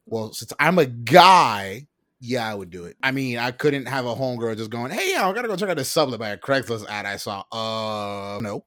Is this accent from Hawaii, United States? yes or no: no; South Florida, United States; moved away; I'm from South Florida originally